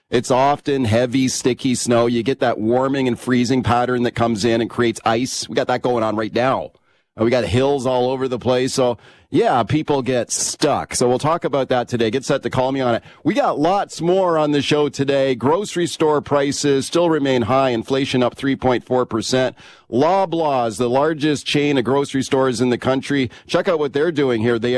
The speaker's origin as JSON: {"language": "English", "town": "Winnipeg", "region": "Manitoba", "country": "Canada", "said": "I'm from Winnipeg. I know all about cold, snowy winter. Out here, they haven't got a clue."}